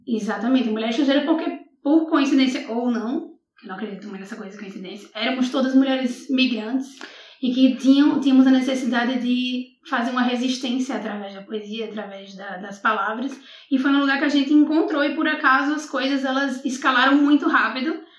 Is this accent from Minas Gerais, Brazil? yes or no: no; Natal, Rio Grande do Norte, Brazil; moved away as an adult; also born or lived in Coimbra, Portugal; now in Portugal; Eu fui criada em Natal